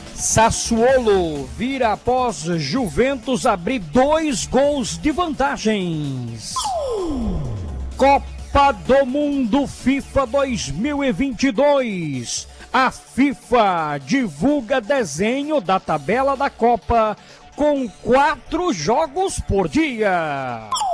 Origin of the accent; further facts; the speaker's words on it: Paraíba, Brazil; as principais notícias do esporte da minha terra. É o futebol da Paraíba